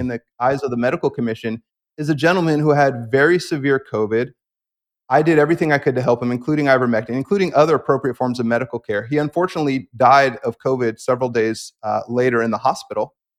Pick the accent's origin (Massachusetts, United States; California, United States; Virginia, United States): California, United States; the Bay Area; being raised in California by a mom with a lot of naturalistic emphases.